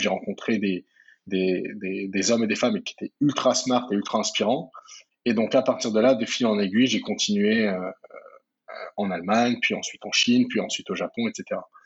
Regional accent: Val-de-Marne, Paris region, Île-de-France, France; je suis né et j'ai grandi en, en France. Euh, j'ai grandi dans le Val-de-Marne en 94, en région parisienne

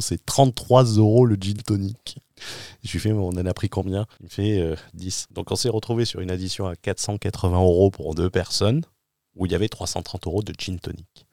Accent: France; moved away as an adult; mon retour en France je rentre en France d'une expatriation

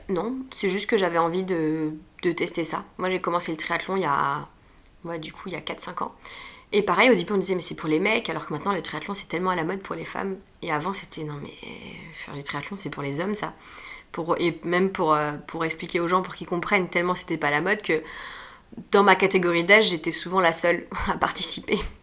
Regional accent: Nantes, Pays de la Loire, France; moved away as an adult; now in Paris, France; j'ai grandi à Nantes et j'ai fait tout ça à Nantes et je suis arrivée à Paris euh, fin 2012

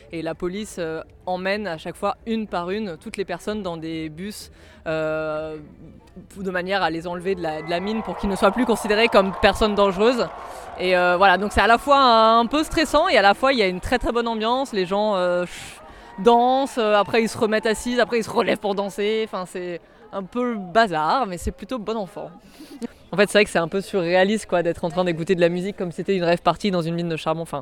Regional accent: Paris, Île-de-France, France; je viens de Paris.

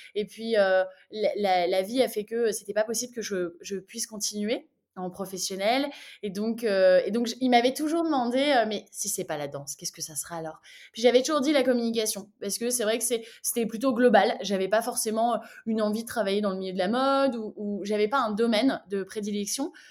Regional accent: Lille, Hauts-de-France, France; moved away as an adult; also born or lived in London / New York; now in Brussels, Belgium; je suis originaire de Lille. j'ai vécu à Lille jusqu'à mes 21 ans.

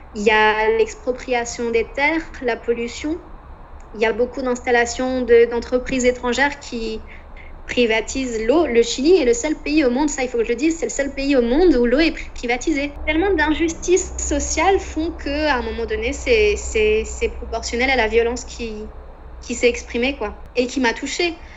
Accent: France; moved away as an adult; also born or lived in Concepción, Chile; moi qui était française

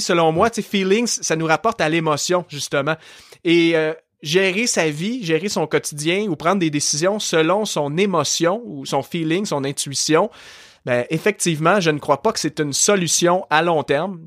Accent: Saint-Hyacinthe, Quebec, Canada; accent: Québécois; also born or lived in Montreal region; now in Montreal, Canada; je suis québécois. Euh, aujourd'hui, j'habite dans la région de Montréal, mais à la base, moi, je suis né en campagne et d'une région où est-ce que justement les gens au Québec ont un très fort accent. La, ville de Saint-Hyacinthe

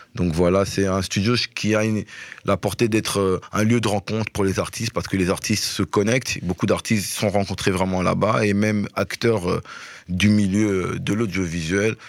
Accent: Belgium

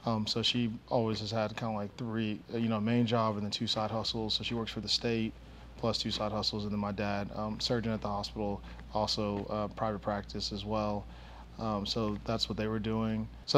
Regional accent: Nigeria; also born or lived in Boston / New Jersey / Savannah / Oklahoma; now in Dallas, United States; So I am a Nigerian. I was born in Boston, kind of lived everywhere, you know, Boston, Jersey, Savannah, Georgia, Oklahoma, Arkansas, and now Dallas, Texas. I went to middle school in Nigeria, actually.

